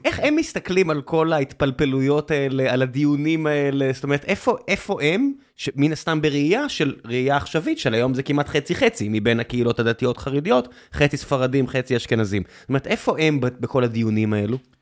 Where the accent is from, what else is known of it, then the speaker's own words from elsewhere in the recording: Beersheba, Southern District, Israel; now in Tel Aviv, Israel; לבאר שבע, איפה שגדלתי